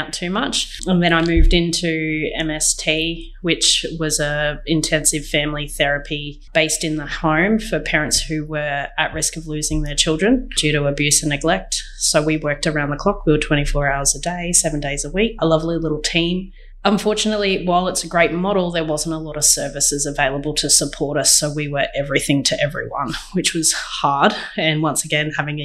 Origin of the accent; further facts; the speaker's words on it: Maryborough, Queensland, Australia; moved away as an adult; also born or lived in Wollongong, New South Wales / Sydney, Australia; now in Dubbo, Australia; So I was born in Wollongong, raised in Queensland in a little regional town called Maryborough, where I met my husband